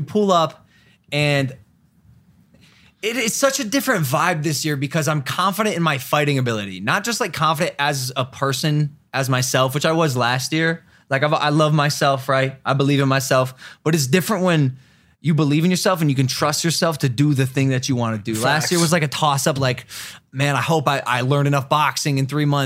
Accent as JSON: {"language": "English", "region": "Ohio", "country": "United States", "accent": "Ohio", "moved": "yes", "said": "my Ohio accent's coming back"}